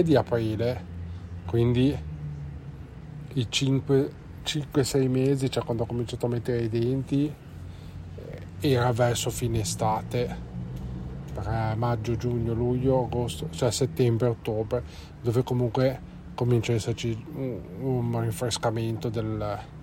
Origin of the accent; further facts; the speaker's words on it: Genoa, Liguria, Italy; noi siamo di Genova